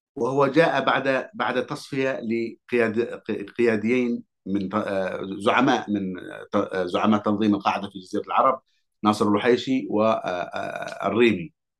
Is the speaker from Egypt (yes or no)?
no; Hadhramaut, Yemen; أنا كحضرمي